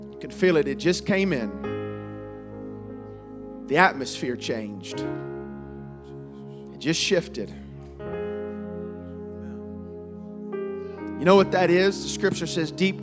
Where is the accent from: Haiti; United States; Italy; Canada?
United States; Ohio; I grew up in Ohio